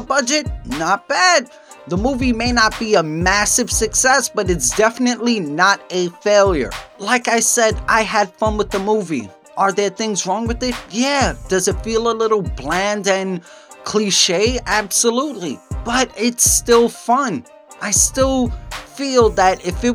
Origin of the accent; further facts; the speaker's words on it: New York, United States; accent: New York; I'm from New York. I have a New York accent